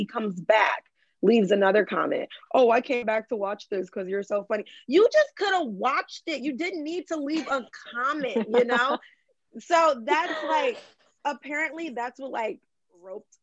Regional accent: Michigan, United States; I have an accent, and I'm from Michigan

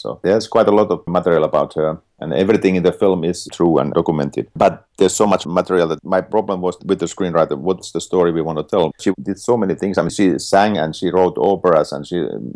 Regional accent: Finland; I'm from Finland

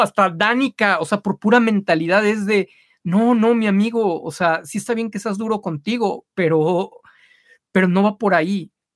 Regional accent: Mexico

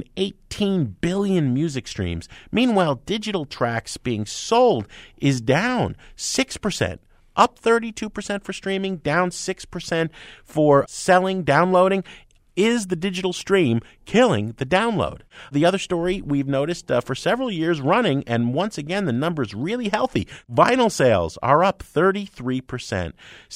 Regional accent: New Jersey, United States; moved away; I'm from Jersey, you know, down the shore

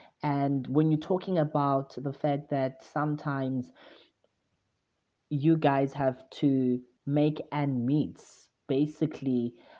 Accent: Mthatha, Eastern Cape, South Africa; my hometown, Mthatha

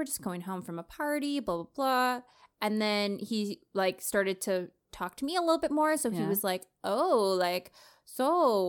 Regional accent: Toronto, Ontario, Canada; Oh, well, like, you know, I grew up in Canada.

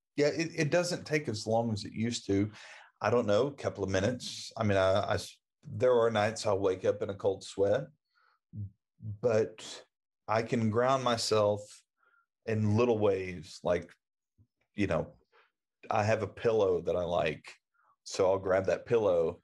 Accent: Oklahoma, United States; I grew up in Oklahoma.

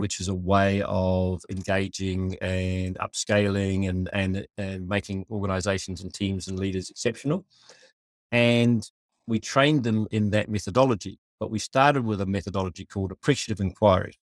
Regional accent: New Zealand; I was born in Aotearoa, New Zealand

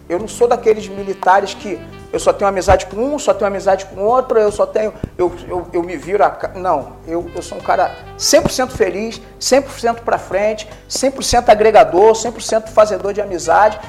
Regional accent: Rio de Janeiro, Brazil; moved away as an adult; also born or lived in Corumbá, Mato Grosso do Sul / Pernambuco; now in Dom Pedrito, Brazil; eu sou carioca da gema

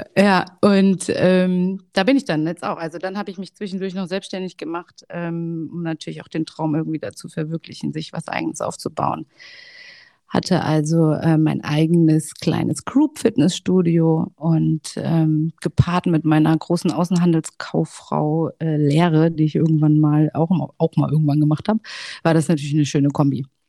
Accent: Hesse, Germany; ich bin 36 Jahre alt, komme aus dem schönen Hessen. Vielleicht hört man es, vielleicht auch nicht

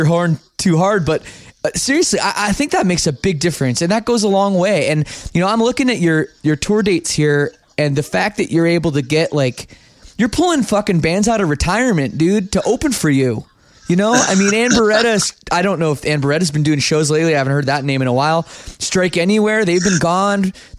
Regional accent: Ontario, Canada; You know, I grew up just outside Toronto, and in our scene too

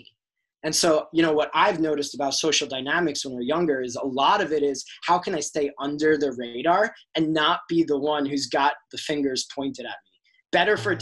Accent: New York, United States; my high school growing up in New York

